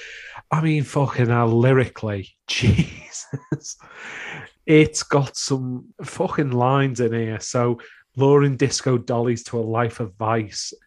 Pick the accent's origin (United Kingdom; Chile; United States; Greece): United Kingdom; we're British